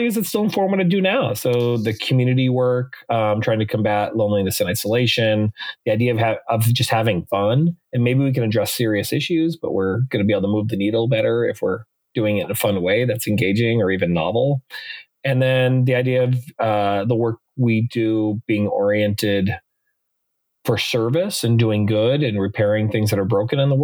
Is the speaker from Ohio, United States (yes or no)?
no; Mandan, North Dakota, United States; now in Los Angeles, United States; I was born and raised in Mandan, North Dakota